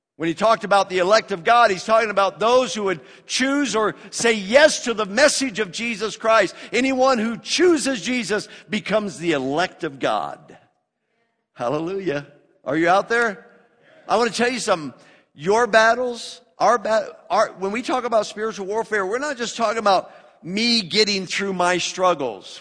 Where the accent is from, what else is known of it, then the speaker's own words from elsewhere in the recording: United States; I'm an American